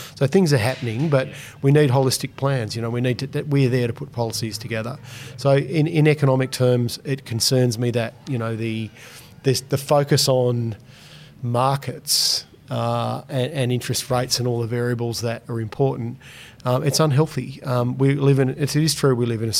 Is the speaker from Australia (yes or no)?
yes; Launceston, Tasmania, Australia; I got some funding for a co-working space in Launceston in my hometown